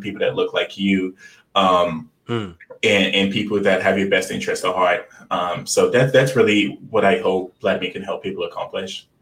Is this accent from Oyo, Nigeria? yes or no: no; Lagos, Nigeria; I was born in Lagos, Nigeria, um, and you know growing up in Lagos, Nigeria